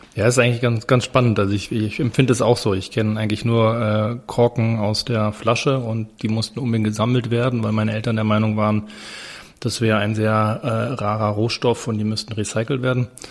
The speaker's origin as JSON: {"language": "German", "region": "Berlin", "country": "Germany", "tie": "born or raised there", "also_born_or_lived": "London / Basel / Chile", "moved": "as an adult", "said": "weil es mein, meine Heimatstadt ist, weil ich da geboren bin"}